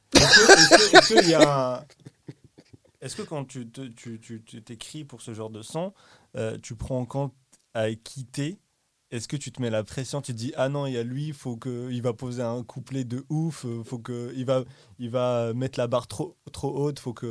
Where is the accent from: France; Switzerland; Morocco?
Morocco; moved away; j'ai grandi au Maroc